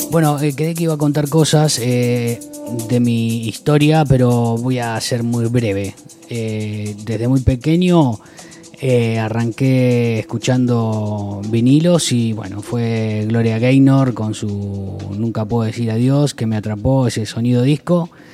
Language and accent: Spanish; Argentina; moved away as an adult; also born or lived in Brazil; yo viví, nací en Argentina